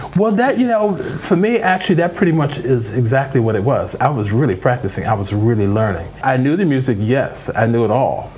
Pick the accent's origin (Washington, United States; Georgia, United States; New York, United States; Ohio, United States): New York, United States; New York City; moved away; also born or lived in Chicago; I was born and raised in the Boogie Down, the Boogie Down Bronx.